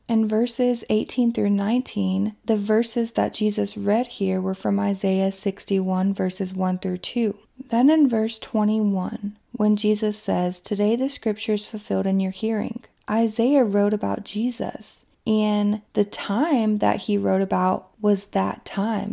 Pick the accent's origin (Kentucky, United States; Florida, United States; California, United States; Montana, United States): Kentucky, United States; my hometown in Kentucky